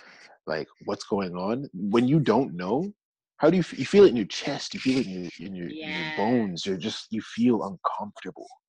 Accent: Georgia, United States; moved away; I'm from Georgia.

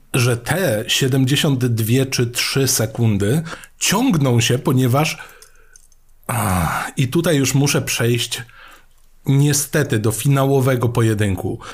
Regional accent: Mielec, Subcarpathian Voivodeship, Poland; kiedy ja byłem młodszy i szedłem do biblioteki u siebie w Mielcu

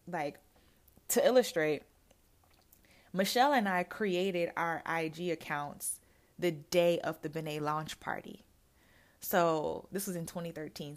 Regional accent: Jamaica; now in United States; I am originally from Jamaica

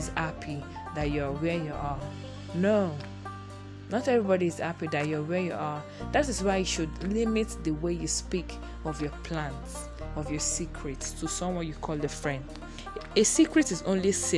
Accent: Nigeria; As a Nigerian person, as a Nigerian girl, as a Nigerian woman that I am

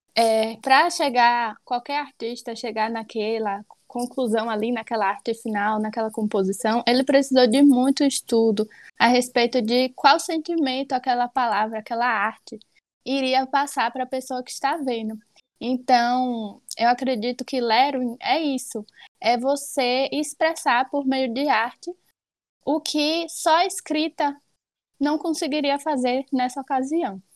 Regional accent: Alagoinhas, Bahia, Brazil; sou de Alagoinhas, Bahia

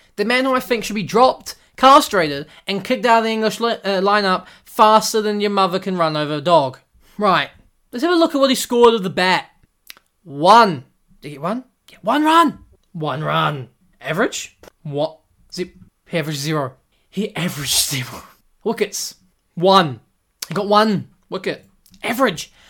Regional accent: New Zealand; I'm from New Zealand

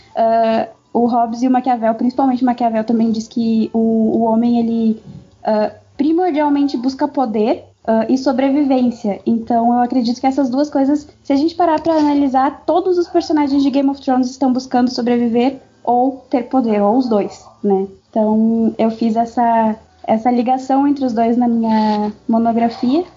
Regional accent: South Region, Brazil; eu tenho 22 anos, eu sou formada em Relações Internacionais, sou do sul do Brasil.

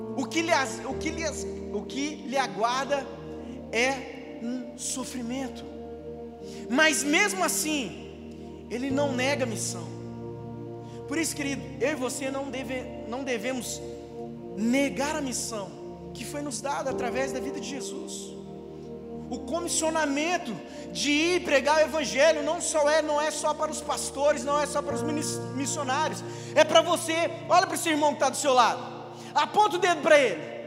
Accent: Maranhão, Brazil; moved away; Eu gostaria de nascer exatamente onde Deus fez eu nascer, lá no Maranhão

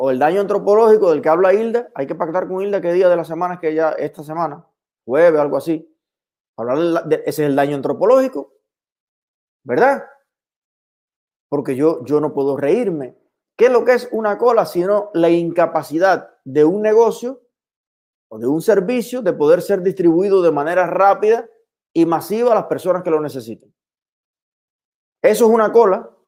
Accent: Ceballos, Ciego de Ávila, Cuba; más rico estaba el pan con aguacate que me voy a preparar ahora, como hacía en mi infancia allá en Ceballos.

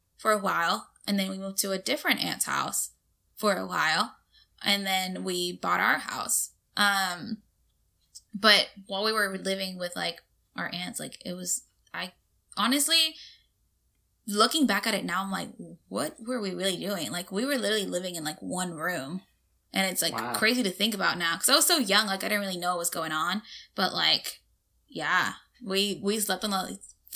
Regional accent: Mexico; now in Houston, United States

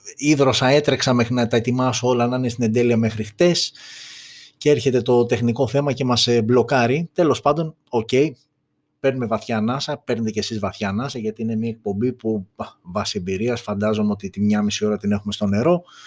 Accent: Greece; είμαστε Έλληνες, είμαστε περήφανοι που είμαστε Έλληνες

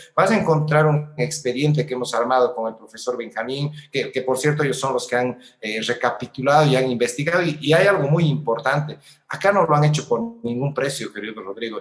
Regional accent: Sucre, Chuquisaca, Bolivia; moved away as an adult; now in La Paz, Bolivia; yo toda mi vida en realidad he vivido en la CID 1, a pesar de que en ciertos espacios he estado en el exterior del país, pero eh, mi, naturaleza es la circunscripción 1. ¿no? Yo vengo de la ciudad de Sucre

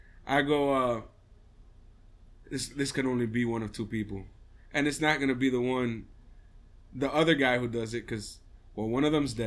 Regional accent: New York City, New York, United States; also born or lived in Caribbean; I'm from the Bronx.

